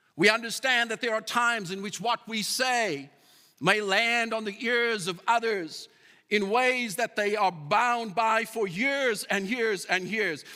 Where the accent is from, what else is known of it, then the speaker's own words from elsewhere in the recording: South Africa; moved away as an adult; now in Calgary, Canada; I'm a South African